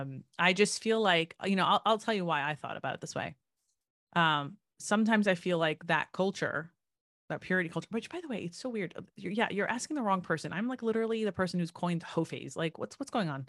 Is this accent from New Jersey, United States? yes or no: yes; New Jersey, United States; I grew up in New Jersey